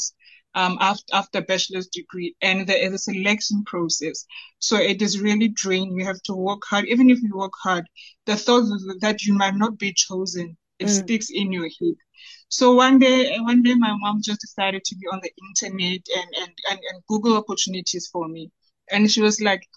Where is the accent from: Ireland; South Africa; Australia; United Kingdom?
South Africa; Bloemfontein, Free State; So I'm from Bloemfontein, born and bred in Bloemfontein.